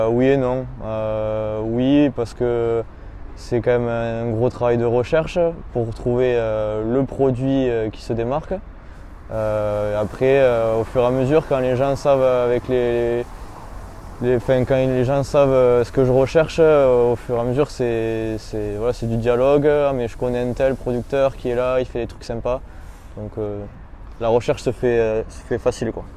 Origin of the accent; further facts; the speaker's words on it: Bagnères-de-Bigorre, Occitania, France; moved away as an adult; now in Bayonne, France; je suis originaire de, Bagnères de Bigorre.